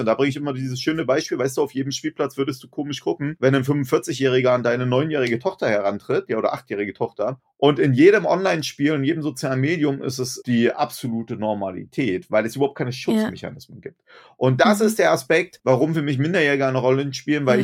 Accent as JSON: {"language": "German", "country": "Germany", "also_born_or_lived": "Berlin", "said": "bei uns in Deutschland"}